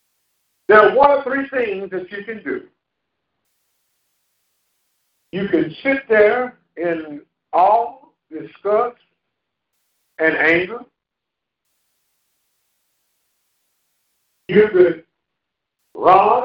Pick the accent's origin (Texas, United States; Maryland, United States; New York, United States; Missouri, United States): Missouri, United States; St. Louis; moved away; When I was a little kid from the project in St. Louis, Missouri